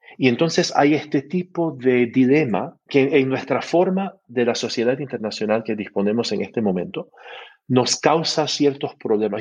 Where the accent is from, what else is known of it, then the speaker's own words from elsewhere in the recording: Canada; Spanish is a second language; soy canadiense